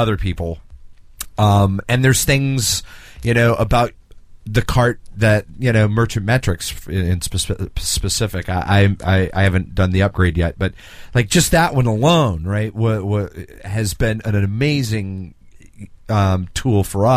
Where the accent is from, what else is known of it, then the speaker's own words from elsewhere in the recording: the South, United States; us Southerners